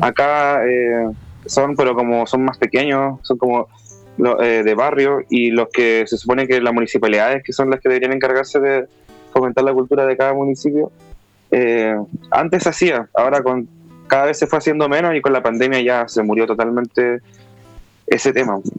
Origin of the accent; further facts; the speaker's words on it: Punta Arenas, Magallanes and Chilean Antarctica, Chile; Yo crecí en Punta Arenas, que es una región que está cerca de, bueno, en la, Patagonia